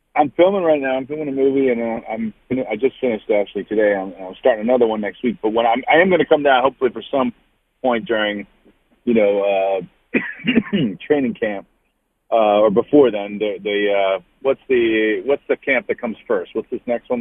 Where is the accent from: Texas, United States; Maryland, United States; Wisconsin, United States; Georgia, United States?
Maryland, United States; Baltimore; moved away; I was excited to get back and work in my hometown